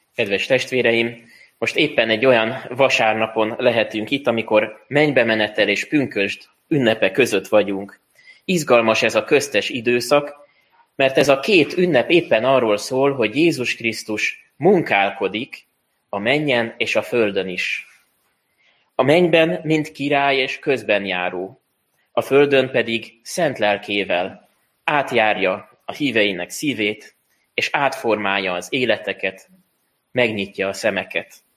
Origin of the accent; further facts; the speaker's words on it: Hungary; mi magyarok vagyunk